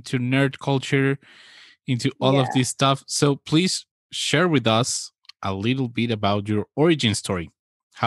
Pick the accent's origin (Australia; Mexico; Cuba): Mexico; I'm from Mexico